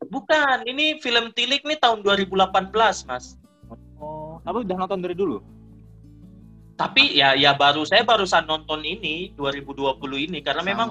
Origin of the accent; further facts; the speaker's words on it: Manokwari, West Papua, Indonesia; saya kebetulan memang bukan orang Jawa sih dari luar dari Manokwari.